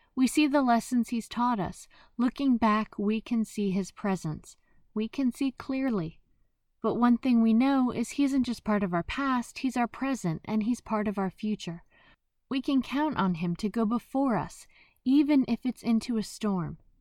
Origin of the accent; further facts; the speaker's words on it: New Jersey, United States; I am from Jersey.